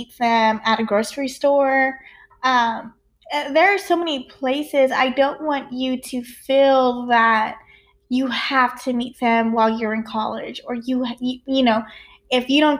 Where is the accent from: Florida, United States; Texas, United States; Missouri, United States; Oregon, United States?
Texas, United States; small town; I'm from Texas